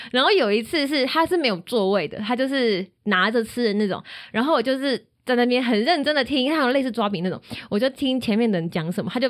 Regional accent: Taiwan; 我是台湾人，我回家这样子

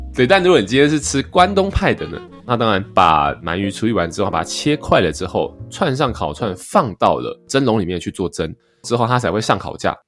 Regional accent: Taiwan; 对我们台湾人来讲也是

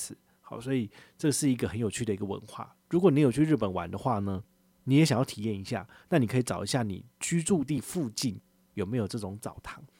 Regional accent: Taiwan; 我也是台湾人

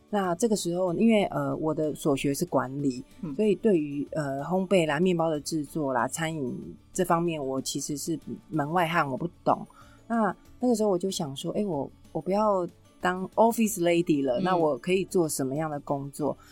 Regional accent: Taipei, Taiwan; 我自己身为北投人

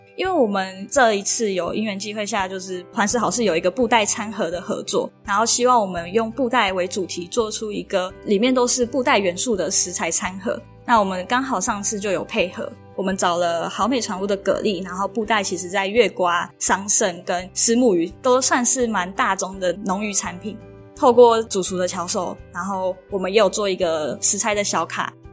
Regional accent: Taoyuan, Taiwan; moved away as an adult; now in Chiayi, Taiwan; 我是桃园人，但是读大学的时候来嘉义，这样待大概六年左右的时间

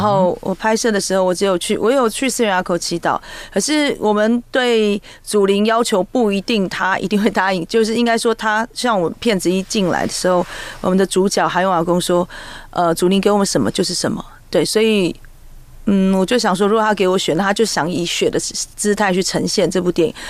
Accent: Taiwan; 我们在千年以前，我，我，我们泰雅族是在南投

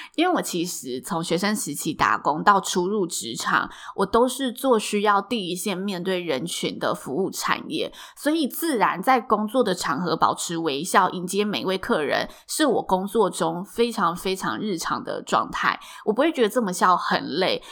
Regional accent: Taichung, Taiwan; moved away as an adult; now in Taipei, Taiwan; 我也不是台北人，所以没关系，因为我是台中人

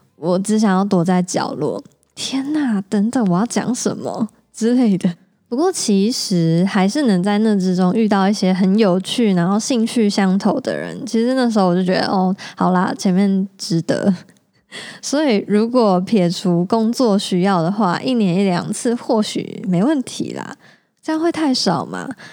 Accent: Taichung, Taiwan; 我从小就在台中长大，在台湾求学跟找工作，工作

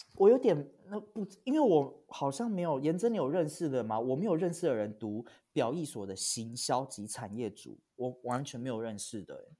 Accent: Hualien County, Taiwan; 我小时候我是在花莲长大的，我是花莲小孩

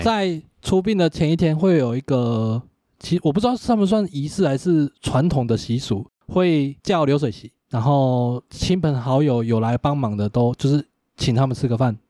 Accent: Changhua County, Taiwan; 我们彰化这边

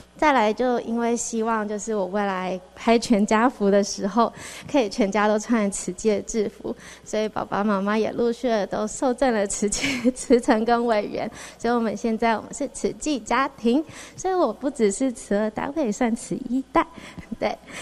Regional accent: Xizhi, New Taipei, Taiwan; also born or lived in Wanhua, Taipei / Hualien; now in Taipei, Taiwan; 我小时候是住在戏子 然后戏子就一直在淹水

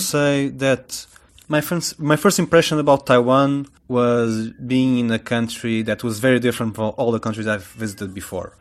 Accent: Portugal; I'm from Portugal

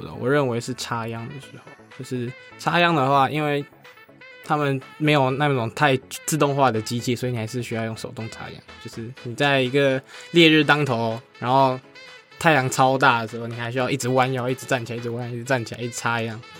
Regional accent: Beipu, Hsinchu County, Taiwan; 我就算在北浦生活了十八年，快十九年

